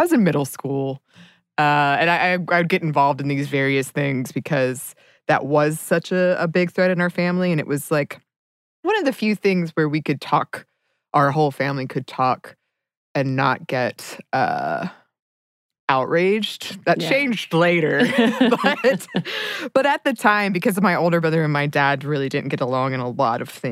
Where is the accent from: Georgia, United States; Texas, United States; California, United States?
Georgia, United States; Dahlonega; I grew up in Dahlonega and Dahlonega is a college town